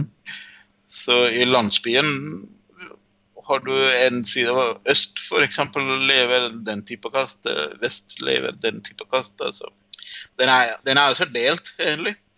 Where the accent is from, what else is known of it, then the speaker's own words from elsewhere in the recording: Jaffna Peninsula, Northern Province, Sri Lanka; Norwegian is a second language; now in Drammen, Norway; Jeg er en tamil fra Sri Lanka. Så, um, I Sri Lanka kommer jeg fra um, Jefma-halvøya. Jeg kommer egentlig fra en liten landsby i Jefma-halvøya.